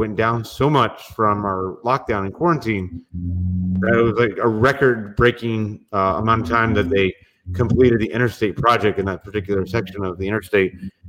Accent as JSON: {"language": "English", "region": "Florida", "country": "United States", "said": "hey, I'm from Florida."}